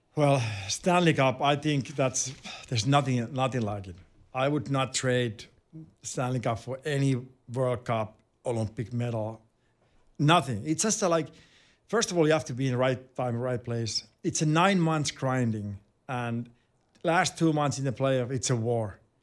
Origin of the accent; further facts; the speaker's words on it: Finland; English is a second language; moved away as an adult; also born or lived in Winnipeg, Canada / Anaheim, United States; growing up in Finland and playing for your club team in Finland